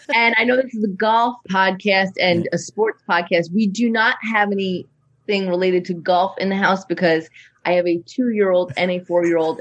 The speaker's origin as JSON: {"language": "English", "region": "New York", "country": "United States", "also_born_or_lived": "Long Island", "moved": "yes", "lives_now": "Los Angeles, United States", "said": "I am living in LA. I've lived in LA for a long time, I'm um, from New York"}